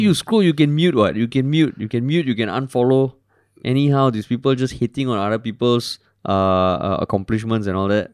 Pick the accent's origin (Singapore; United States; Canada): Singapore; I'm Singaporean at heart